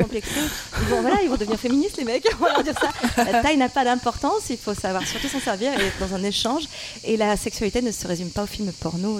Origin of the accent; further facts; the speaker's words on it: the South, southern France, France; je suis du Sud